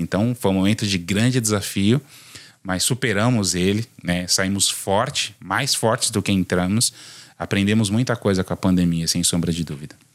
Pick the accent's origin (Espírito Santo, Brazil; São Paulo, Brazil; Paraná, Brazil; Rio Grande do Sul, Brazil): São Paulo, Brazil; sou nascido em São Paulo